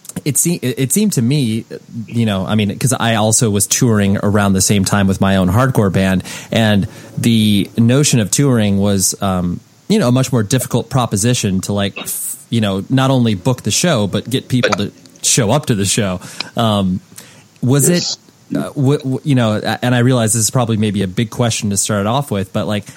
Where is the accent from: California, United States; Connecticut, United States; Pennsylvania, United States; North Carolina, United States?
California, United States; Southern; I'm from Southern California